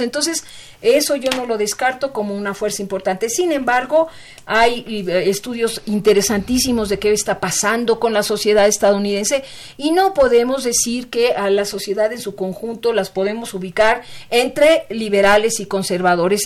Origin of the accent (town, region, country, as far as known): Mexico